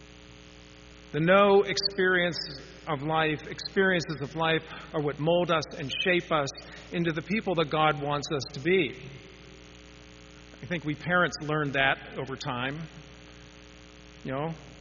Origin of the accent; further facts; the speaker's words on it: Pittsburgh, Pennsylvania, United States; when I was growing up in Pittsburgh